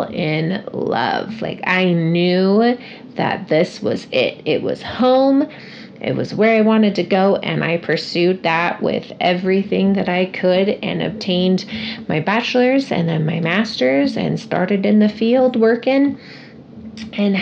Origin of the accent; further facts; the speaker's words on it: Casper, Wyoming, United States; also born or lived in Long Beach, California; I've been in Casper, Wyoming since I was 6 years old with my family